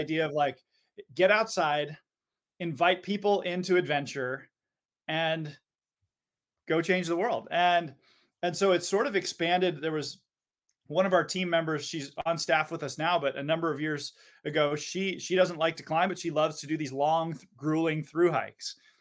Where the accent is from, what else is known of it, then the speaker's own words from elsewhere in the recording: Seattle, Washington, United States; growing up in Seattle, you know, we all grow up staring at Mount Rainier